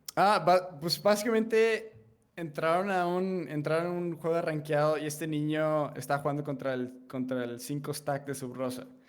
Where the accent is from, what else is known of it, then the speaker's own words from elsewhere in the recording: Mexico; como soy de México